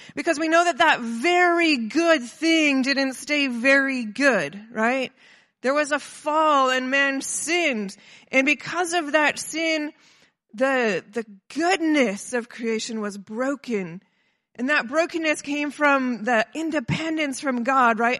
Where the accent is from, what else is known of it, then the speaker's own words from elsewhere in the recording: Kelowna, British Columbia, Canada; I'm from Kelowna